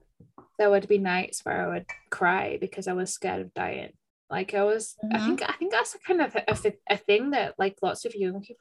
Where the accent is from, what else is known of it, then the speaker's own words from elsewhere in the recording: United Kingdom; I should know this because I'm a Brit